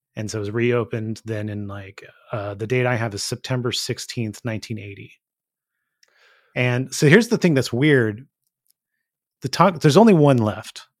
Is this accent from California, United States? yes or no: yes; Gilroy, California, United States; growing up in Gilroy